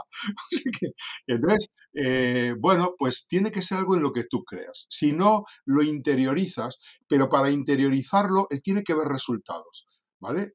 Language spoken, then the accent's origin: Spanish; Santoña, Cantabria, Spain; moved away as an adult; also born or lived in Madrid; nací en un pueblecito del norte de España que se llama Santoña